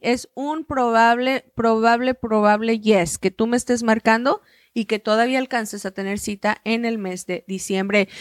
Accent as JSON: {"language": "Spanish", "town": "Hidalgo del Parral", "region": "Chihuahua", "country": "Mexico", "moved": "yes", "said": "Yo soy de Chihuahua, del mineral del parral"}